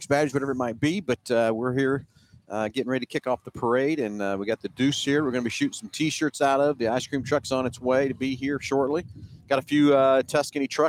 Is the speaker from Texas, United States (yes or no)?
no; Halstead, Kansas, United States; it's my hometown and Kelly's hometown